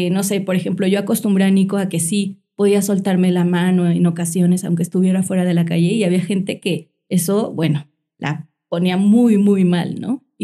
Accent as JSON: {"language": "Spanish", "region": "Mexico City", "country": "Mexico", "said": "nosotros venimos de la Ciudad de México y buscamos espacios que donde fueran colonias seguras, cerca de parques"}